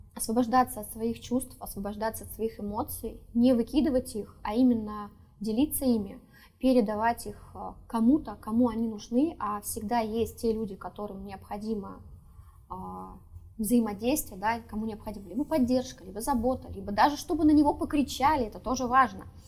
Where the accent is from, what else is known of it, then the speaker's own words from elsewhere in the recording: Saint Petersburg, Russia; Я сама из Петербурга